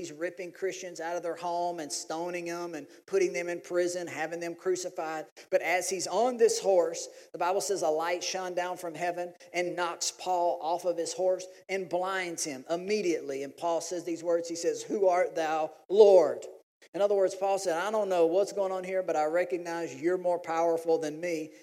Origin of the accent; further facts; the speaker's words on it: Louisiana, United States; we're from Louisiana